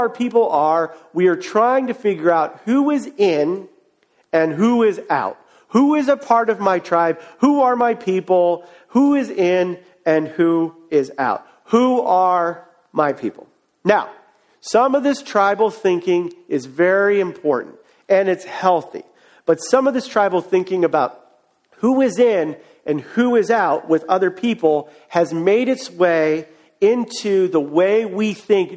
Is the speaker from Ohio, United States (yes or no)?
yes; Cleveland, Ohio, United States; moved away; I am from Cleveland, Ohio